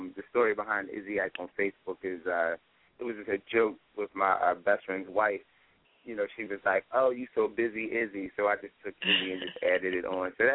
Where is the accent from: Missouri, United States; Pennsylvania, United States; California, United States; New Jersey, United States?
Pennsylvania, United States; Philadelphia; born and raised in Philadelphia